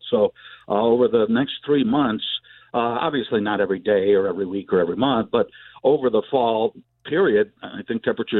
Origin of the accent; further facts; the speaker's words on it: Chicago, Illinois, United States; moved away; also born or lived in the South; I was born and raised in Chicago, and most of the family is still up there.